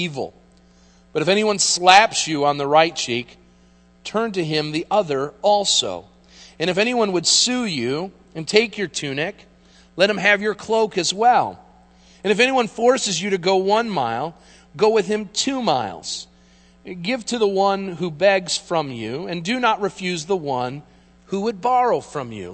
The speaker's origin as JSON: {"language": "English", "country": "United States", "said": "as Americans"}